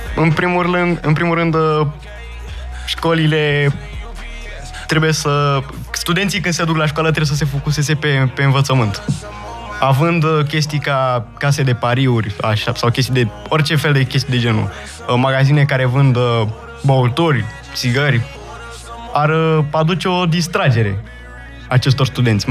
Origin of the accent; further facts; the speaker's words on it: Romania; accent: Romanian; mi-am menținut accentul de român și la bază sunt tot român.